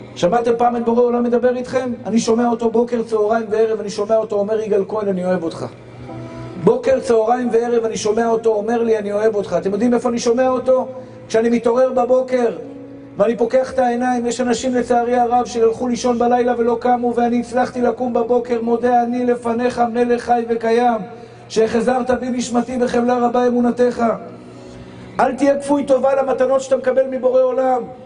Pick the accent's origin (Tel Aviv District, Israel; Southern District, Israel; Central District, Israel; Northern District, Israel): Tel Aviv District, Israel; Tel Aviv; אני גדלתי בשכונת התקווה